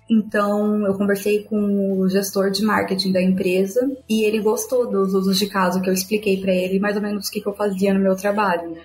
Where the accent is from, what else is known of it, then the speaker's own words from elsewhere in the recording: Campinas, São Paulo, Brazil; moved away as an adult; also born or lived in Rio de Janeiro; now in Berlin, Germany; eu sou original de Campinas, em São Paulo